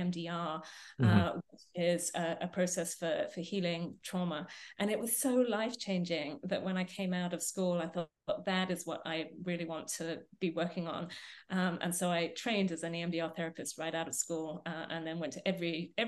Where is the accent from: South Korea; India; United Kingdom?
United Kingdom; England; moved away as an adult; also born or lived in Minnesota, United States; now in British Columbia, Canada; You can probably tell from my accent, I was born and raised in England